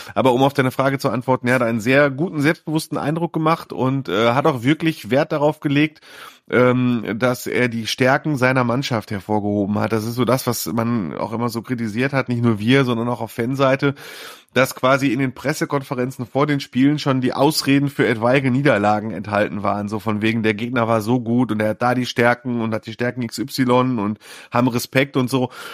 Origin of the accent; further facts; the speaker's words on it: Mülheim an der Ruhr, North Rhine-Westphalia, Germany; meiner Heimatstadt Mühlheim